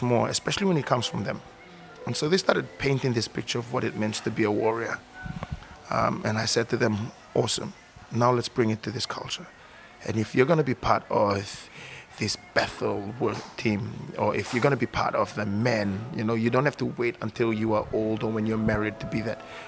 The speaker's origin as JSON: {"language": "English", "country": "Fiji", "tie": "born or raised there", "said": "growing up in the Fijian culture"}